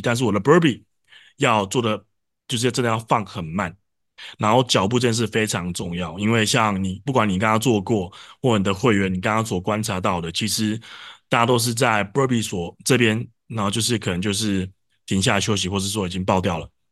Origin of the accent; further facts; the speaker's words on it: Taiwan; 我们台湾人毕竟又不是母语